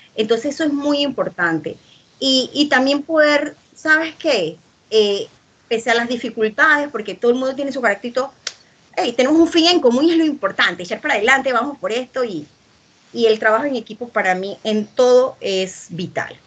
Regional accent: Panama; el poema de mi tierra, que es un poema dedicado al café de Panamá

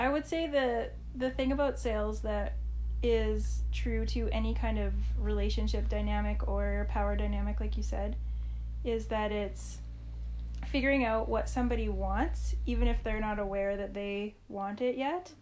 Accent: Saskatchewan, Canada; I grew up in Saskatchewan

